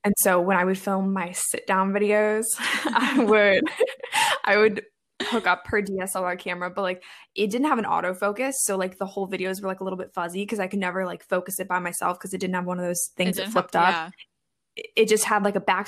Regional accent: Maryland, United States; also born or lived in Midwest; I am from Maryland

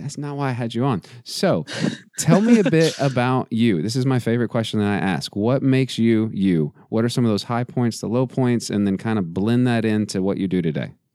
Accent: West Texas, United States; I am from West Texas, hmm. not far not far, uh, a couple hours from the border

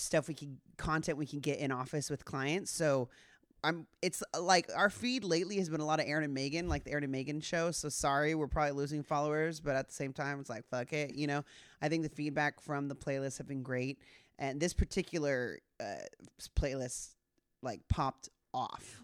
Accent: Southern California, United States; my experience as a girl growing up in Southern California

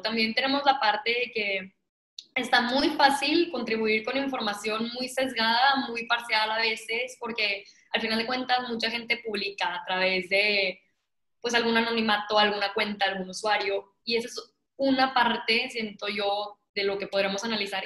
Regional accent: Mexico; a mí como mexicana

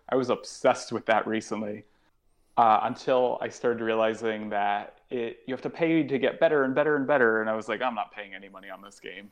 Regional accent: New Haven, Connecticut, United States; moved away as an adult; now in New York, United States; an improv show that was coming to my hometown. I'm from New Haven, Connecticut

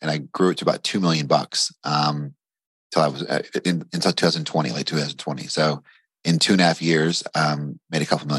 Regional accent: Bardstown, Kentucky, United States; Bardstown, Kentucky, which is like the bourbon capital of the world. So Maker's Mark, Jim Beam, all that is, in my hometown. So, you know, grew up there, you know, mostly a normal upbringing.

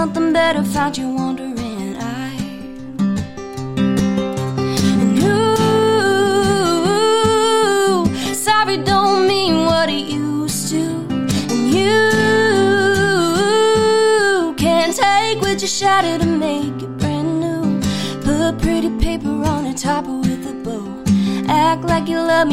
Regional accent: Nashville, Tennessee, United States; being a Nashville native in Texas. I was born here in Nashville

